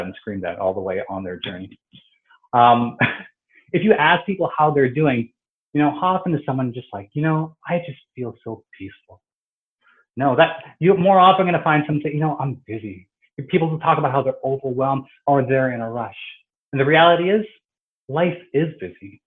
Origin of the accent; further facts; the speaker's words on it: Toronto, Ontario, Canada; I was born and raised here in Toronto